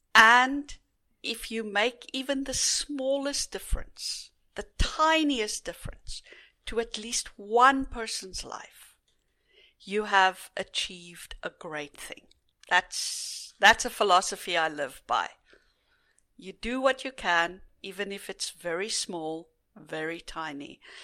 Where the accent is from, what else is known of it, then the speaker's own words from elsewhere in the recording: South Africa; growing up in South Africa as privileged white in a very privileged white society